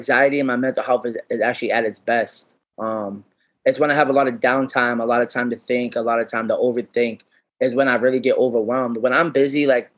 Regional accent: Worcester, Massachusetts, United States; growing up in Worcester

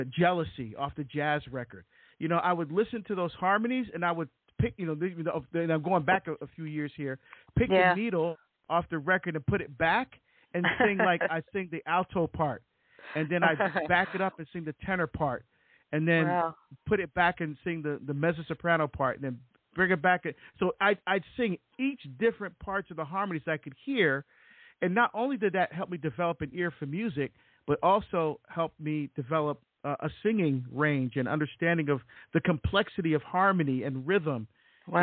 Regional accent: Barbados; now in United States; I was born in Barbados in the West Indies to a Catholic mom

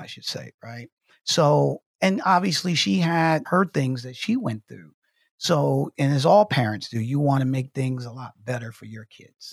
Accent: Detroit, Michigan, United States; growing up in Detroit, Michigan

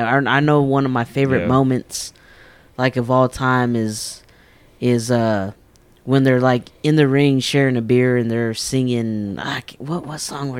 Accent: Texas, United States; growing up in Texas

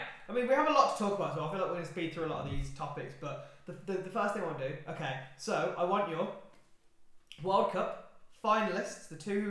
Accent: Birmingham, West Midlands, United Kingdom; from Birmingham.

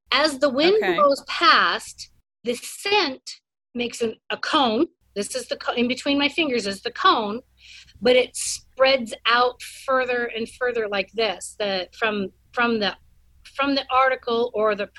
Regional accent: Washington, United States; now in Utah, United States; I'm from Washington State

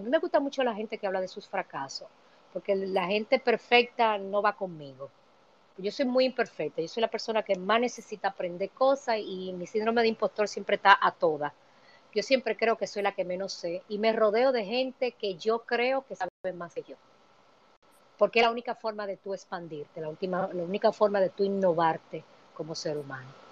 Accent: Dominican Republic; moved away as an adult; now in New York, United States; yo vine exiliada económicamente de República Dominicana

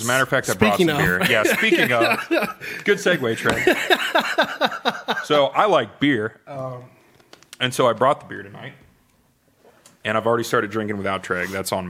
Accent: Wapakoneta, Ohio, United States; also born or lived in Columbus, Ohio; I'm born and raised in Wapak. I only left to go to college. I went to Ohio State.

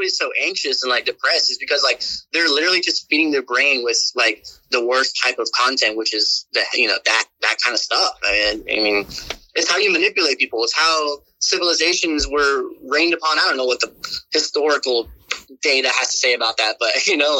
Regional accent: the South, United States; I don't know, just like growing up in the South, like, if you got the juice.

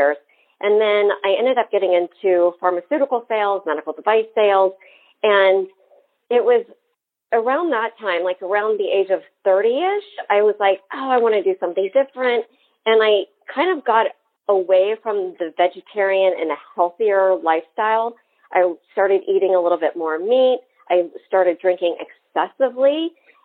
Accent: Wichita, Kansas, United States; now in Miami, United States; I grew up in Wichita, Kansas, and we had like the family dinner

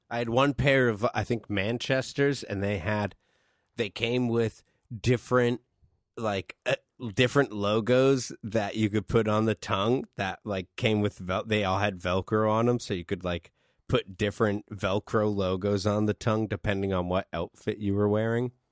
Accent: East Coast, United States; East Coast. I'm from the East Coast.

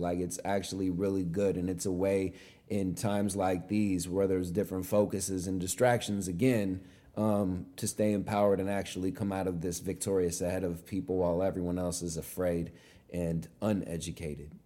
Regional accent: California, United States; born or raised there

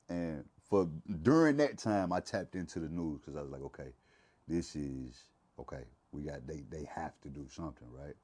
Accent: Mississippi, United States; I'm from, I'm from Mississippi

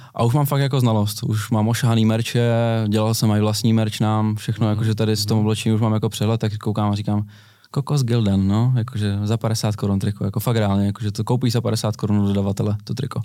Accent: Brno, South Moravian Region, Czechia; jsme z Brna oba dva

